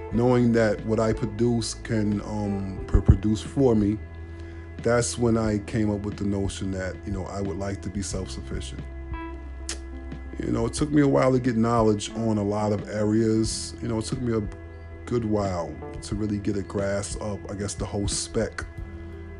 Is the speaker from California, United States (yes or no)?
no; New York City, New York, United States; I'm from Brooklyn